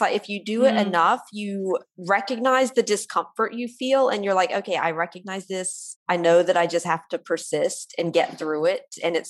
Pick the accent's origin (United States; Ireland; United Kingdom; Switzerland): United States; accent: American; I clearly have an American accent.